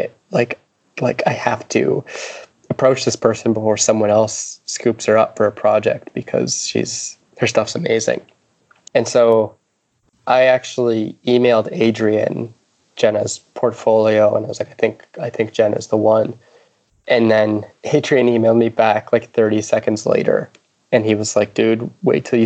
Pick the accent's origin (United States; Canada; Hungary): Canada; East Coast of Canada, Atlantic Canada; moved away as an adult; now in Vancouver, Canada; I'm from the East Coast of Canada